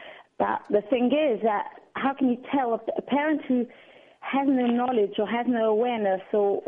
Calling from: England, United Kingdom; I'm calling from England, actually.

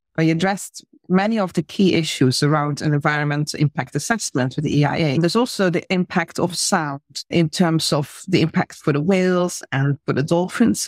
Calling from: Mauritius; I'm calling from the Republic of Mauritius

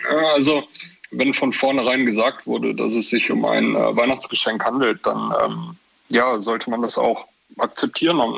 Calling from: Leverkusen, North Rhine-Westphalia, Germany; Äh, ich komme aus Leverkusen.

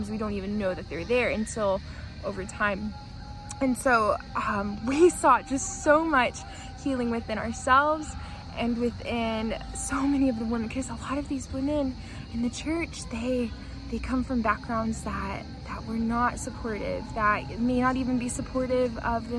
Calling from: Antalya, Turkey; I'm calling here from Antalya, Turkey.

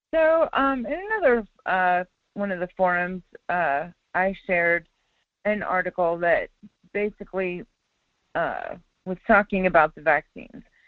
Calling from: Wasilla, Alaska, United States; calling from Wasilla

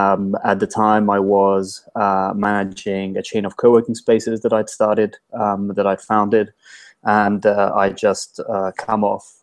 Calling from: London, United Kingdom; I'm calling you from London, from my house, my kitchen.

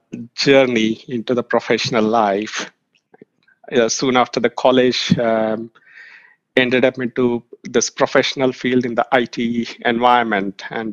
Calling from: Bangalore, Karnataka, India; from Bangalore, India.

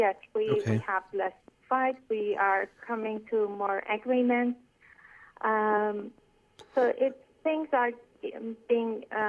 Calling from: Canada; I'm calling from Canada.

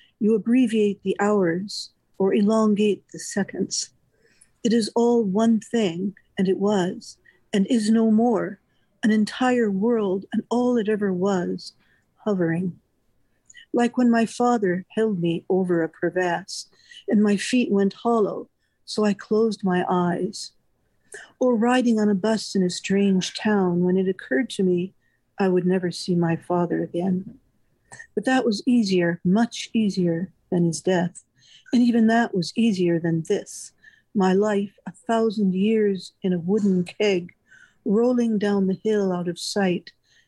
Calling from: Orlando, Florida, United States; I'm calling from Orlando, Florida, mm-hmm. which is where I live.

